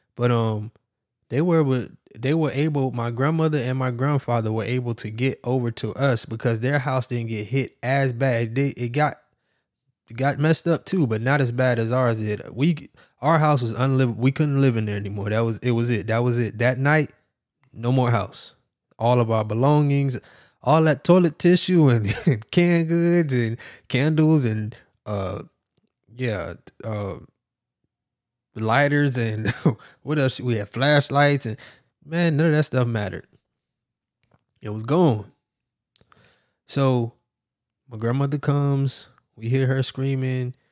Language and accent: English; Miami, Florida, United States; I'm from Miami, Florida, and we know all about hurricanes